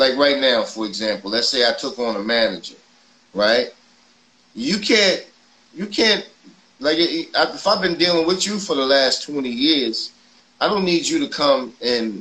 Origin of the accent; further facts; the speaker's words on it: New York City, New York, United States; I grew up in Forest Projects